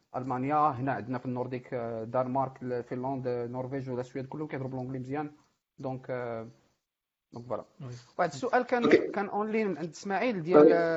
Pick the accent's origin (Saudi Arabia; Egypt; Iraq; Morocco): Morocco; moved away as an adult; حنا عندنا في المغرب